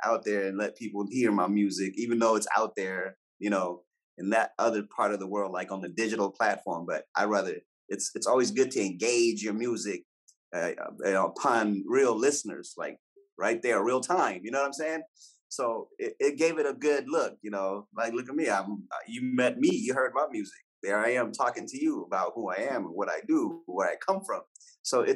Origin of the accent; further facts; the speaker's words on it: United States; also born or lived in Eritrea; I was born there but I was raised here in the US